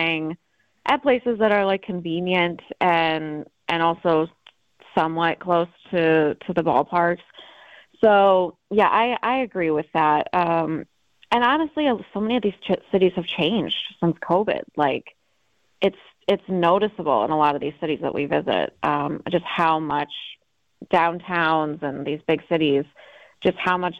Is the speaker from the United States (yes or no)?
yes; Madison, Wisconsin, United States; I'm from Madison. Like, my parents still live there. My brother still lives there. I loved growing up there